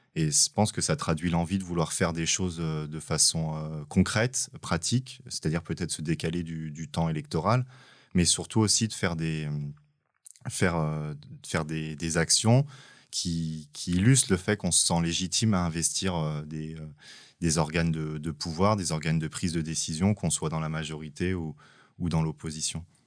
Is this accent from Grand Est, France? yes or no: no; Aubervilliers, Île-de-France, France; J'ai grandi euh, euh, à Aubervilliers mhm. dans le 93